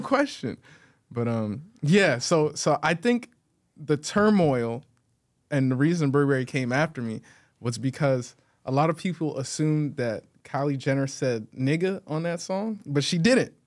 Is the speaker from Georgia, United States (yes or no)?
yes; Atlanta, Georgia, United States; I'm from Atlanta, Atlanta, Georgia, for sure. four oh four